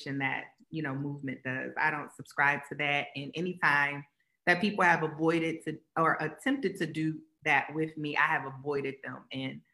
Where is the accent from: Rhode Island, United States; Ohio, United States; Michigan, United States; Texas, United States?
Ohio, United States; Columbus; I'm a girl from Columbus